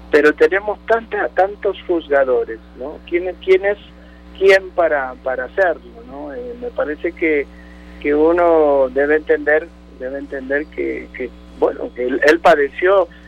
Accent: Argentina; moved away; yo soy argentino y soy mm, eh, he vivido más años acá en este país maravilloso que es mi país que es el país que habito y que es el país que quiero

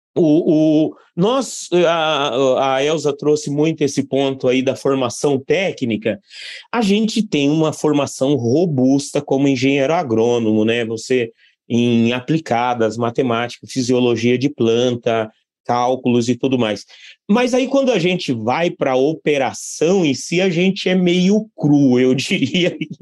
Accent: Barra do Bugres, Mato Grosso, Brazil; Eu nasci em Barra do Bugres, Mato Grosso, e indo para a fazenda desde criança com, com meus pais

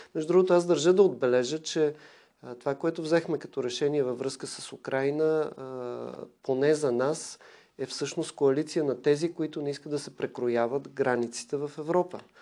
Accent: Bulgaria; това, което съм получил от България, като образование, възпитание

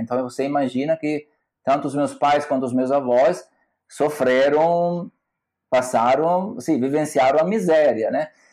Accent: Salerno, Campania, Italy; Portuguese is a second language; moved away as an adult; also born or lived in Bergamo, Italy / Salvador, Brazil; now in Florianópolis, Brazil; eu nasci em Salerno, que é uma cidade no sul da Itália, perto de Nápoles

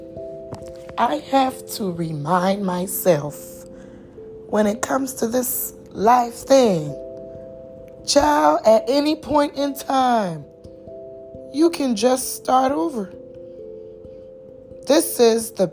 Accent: United States; I'm American

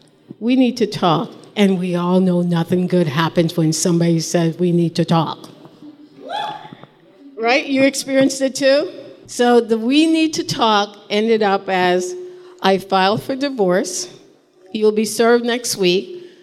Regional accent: Ireland; I'm a mom, I'm dyslexic, and I'm Irish.

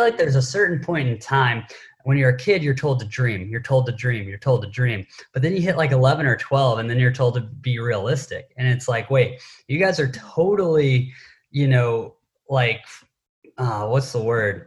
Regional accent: Knoxville, Tennessee, United States; also born or lived in Southern California; now in San Diego, United States; I grew up in Knoxville, Tennessee

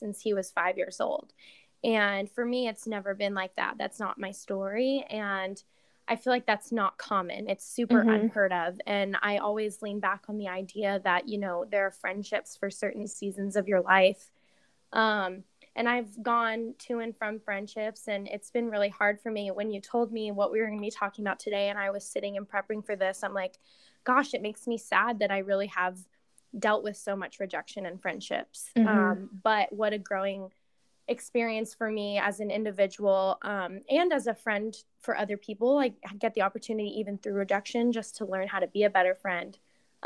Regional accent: San Diego, California, United States; I'm from San Diego. I've been born and raised here my entire life

